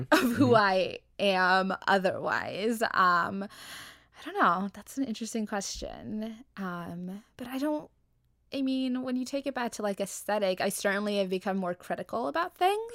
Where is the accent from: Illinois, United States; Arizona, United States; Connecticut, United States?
Arizona, United States; moved away; I come from Arizona, so I like before this, like it's a much much slower paced environment